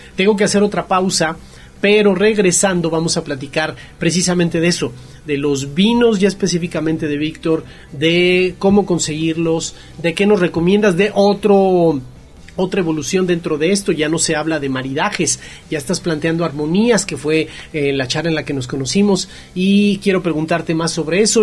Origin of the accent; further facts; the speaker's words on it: Mexico; como mexicano